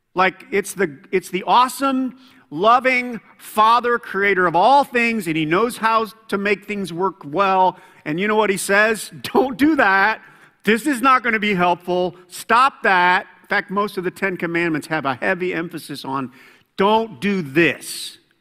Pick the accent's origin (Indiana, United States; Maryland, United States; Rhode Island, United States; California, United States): Indiana, United States; Fort Wayne; moved away; Fort Wayne. That's my hometown